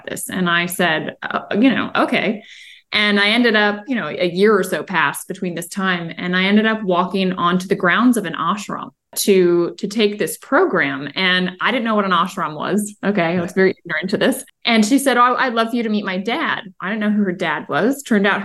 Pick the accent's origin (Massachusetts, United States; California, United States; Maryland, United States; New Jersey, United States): Maryland, United States; moved away as an adult; also born or lived in Virginia / Colorado; I grew up in Maryland